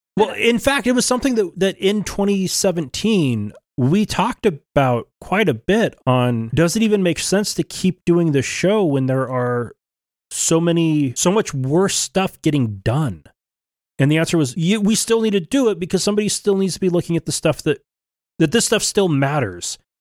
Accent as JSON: {"language": "English", "region": "Oregon", "country": "United States", "tie": "born or raised there", "moved": "yes", "lives_now": "Idaho, United States", "said": "growing up in Oregon"}